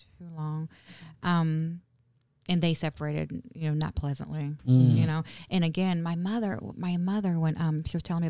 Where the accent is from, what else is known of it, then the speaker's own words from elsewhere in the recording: Vero Beach, Florida, United States; also born or lived in Winter Park; Well, so we were raised in Vero.